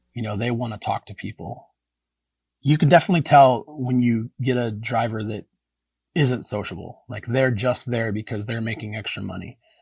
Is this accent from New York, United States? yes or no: no; Anchorage, Alaska, United States; I grew up in Anchorage and it really is a small town.